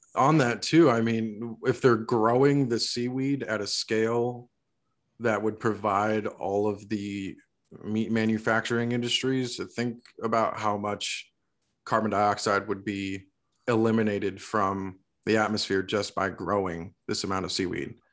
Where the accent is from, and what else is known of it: Florida, United States; born or raised there; now in Georgia, United States